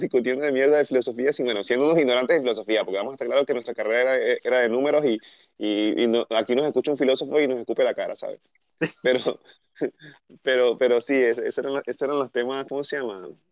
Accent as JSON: {"language": "Spanish", "country": "Venezuela", "moved": "yes", "said": "Somos de Venezuela, que estamos en diferentes partes del mundo"}